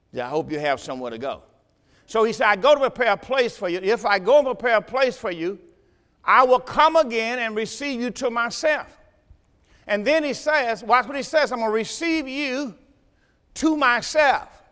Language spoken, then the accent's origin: English; the South, United States; I'm from the South